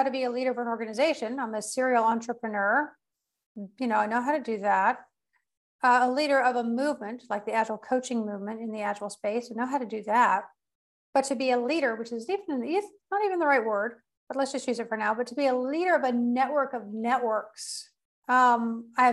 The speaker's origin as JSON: {"language": "English", "country": "United States", "also_born_or_lived": "Portugal", "said": "I'm also American, and I am in between Portugal and the United States these days."}